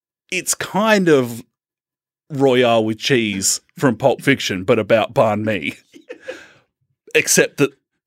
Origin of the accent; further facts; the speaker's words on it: Australia; we're Australian